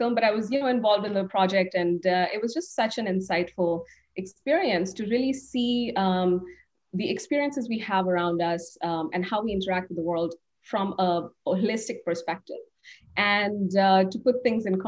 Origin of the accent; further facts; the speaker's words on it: India; now in United States; I grew up in India, and growing up, I was consuming a lot of international content